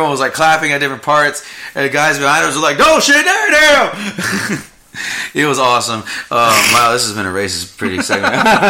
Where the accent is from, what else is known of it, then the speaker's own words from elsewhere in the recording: United States; I was born in America